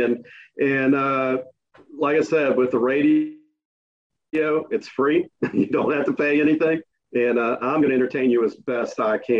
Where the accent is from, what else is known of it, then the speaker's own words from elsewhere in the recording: Williston, Florida, United States; my life experiences growing up in Williston.